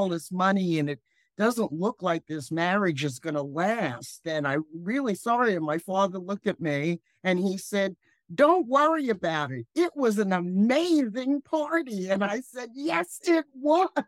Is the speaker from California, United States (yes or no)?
no; New Rochelle, New York, United States; moved away as an adult; also born or lived in Bronx, New York / Ohio; I really liked growing up in New Rochelle